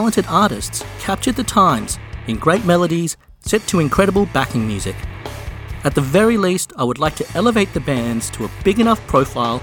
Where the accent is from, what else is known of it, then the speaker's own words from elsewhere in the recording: Australia; I grew up a music fan in Australia in the 90s.